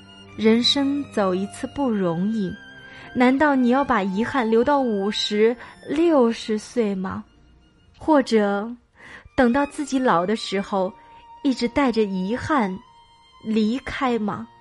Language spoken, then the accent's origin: Chinese; Anhui, China; moved away as an adult; now in Datong, China; 我从老家安徽来到了我老公的所在地，也是我完全陌生的地方——山西大同。